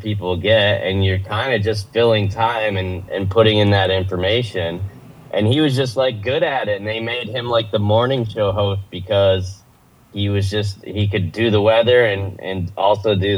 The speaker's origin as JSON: {"language": "English", "region": "New York", "country": "United States", "moved": "yes", "said": "I'm from New York"}